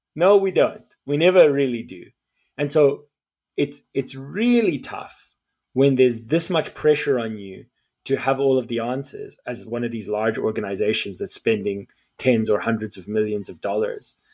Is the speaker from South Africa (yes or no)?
yes; South Africa; as a South African